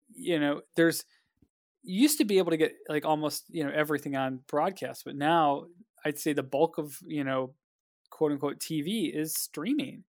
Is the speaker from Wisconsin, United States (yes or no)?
no; Cleveland, Ohio, United States; I'm from Cleveland